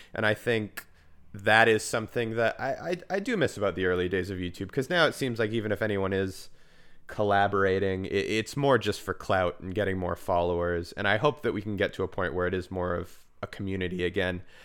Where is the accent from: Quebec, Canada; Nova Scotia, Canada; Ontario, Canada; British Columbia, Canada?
British Columbia, Canada; Vancouver; growing up in Vancouver, whereas we have a very big pride, there's a huge queer community here